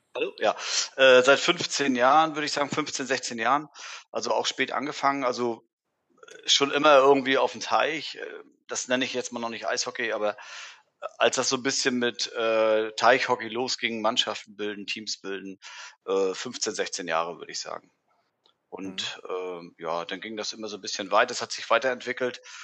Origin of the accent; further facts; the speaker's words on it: Warsow, Mecklenburg-Vorpommern, Germany; Bin gebürtiger Vasoer und äh, ja, wohne ewig hier. Also Elternhaus, dann hier Haus gebaut